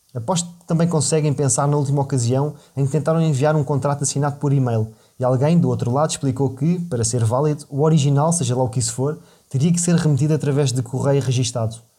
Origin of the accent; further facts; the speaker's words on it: Portugal; cresci em Portugal no seio de uma família modesta e de classe média